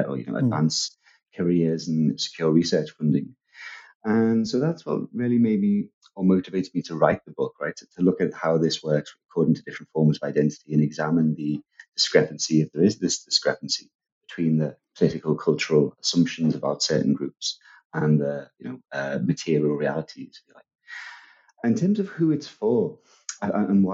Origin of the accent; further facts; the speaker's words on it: Liverpool, North West England, United Kingdom; a lot of people from Liverpool where I'm from, I've got a sort of Irish Catholic background